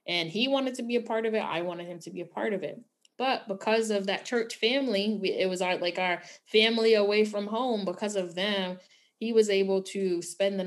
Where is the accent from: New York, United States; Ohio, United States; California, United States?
New York, United States; New York City; Growing up in New York City